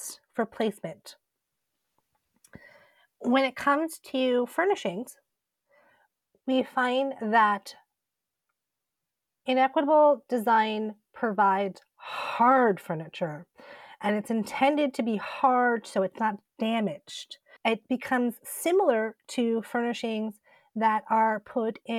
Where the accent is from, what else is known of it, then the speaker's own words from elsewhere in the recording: Southampton, New York, United States; I was born and raised on the Shinnecock Reservation in Southampton, New York